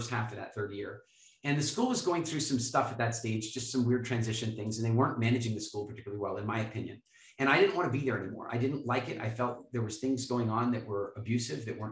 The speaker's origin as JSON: {"language": "English", "country": "Canada", "said": "we're from Canada"}